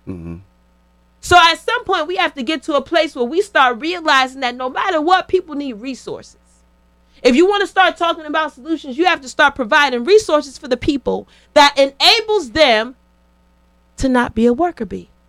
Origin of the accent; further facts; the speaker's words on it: Connecticut, United States; I remember when I got to Georgia. I'm coming from Connecticut.